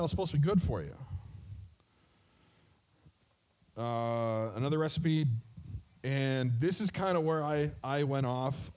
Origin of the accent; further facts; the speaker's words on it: Mississauga, Ontario, Canada; I grew up in the Brampton, Mississauga area as a youth, a Ute.